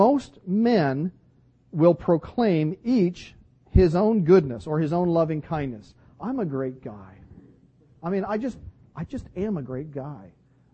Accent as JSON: {"language": "English", "town": "Vancouver", "region": "British Columbia", "country": "Canada", "tie": "born or raised there", "said": "growing up in Vancouver"}